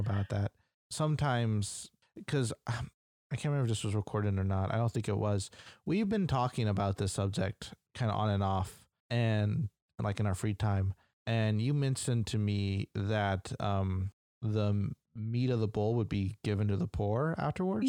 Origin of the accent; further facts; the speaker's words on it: United States; I'm American